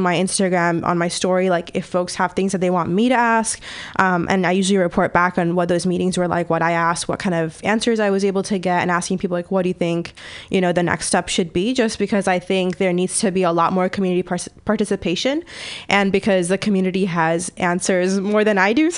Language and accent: English; Bay Area, California, United States; I was born and raised in California. I'm from the Bay Area